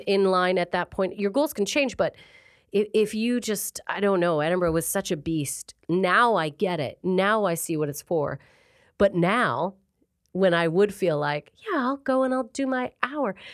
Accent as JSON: {"language": "English", "town": "Calgary", "region": "Alberta", "country": "Canada", "moved": "as an adult", "lives_now": "Manchester, United Kingdom", "said": "I'm from a place called Calgary, Alberta"}